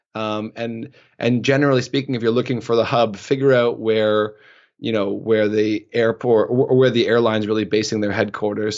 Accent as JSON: {"language": "English", "country": "Canada", "also_born_or_lived": "Oslo / Istanbul / Toronto", "said": "my life as a Canadian male"}